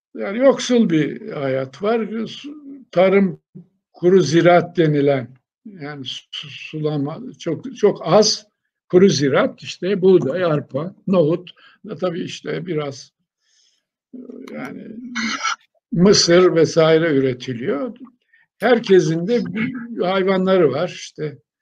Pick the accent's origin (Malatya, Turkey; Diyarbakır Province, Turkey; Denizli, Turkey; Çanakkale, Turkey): Denizli, Turkey; Honaz; Şimdi ben 1940 yılında Denizli'nin o zaman Honaz nahiyesi vardı. Ona bağlı o zamanki adı Kösten olan, daha sonra Aydınlar diye değişen bir dağ köyünde doğdum.